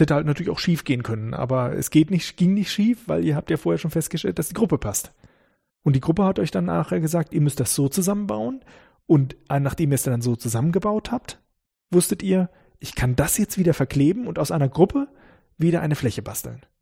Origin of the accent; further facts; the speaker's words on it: Northern Germany, Germany; now in Karlsruhe, Germany; ich komme aus Norddeutschland